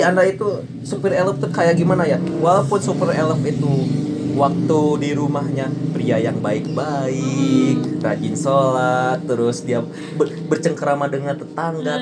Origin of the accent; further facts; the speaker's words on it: Garut, West Java, Indonesia; moved away; semua anak-anaknya termasuk saya itu gede di Garut